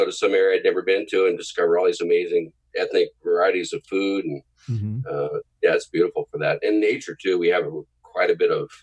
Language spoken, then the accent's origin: English; San Diego, California, United States; moved away as an adult; also born or lived in Kentucky / Boston / Cleveland / Nashville; now in Los Angeles, United States; I grew up in San Diego and not raised there. I was born in Kentucky, of all places, and then moved to San Diego when I was real young. And I grew up and went to school there and everything.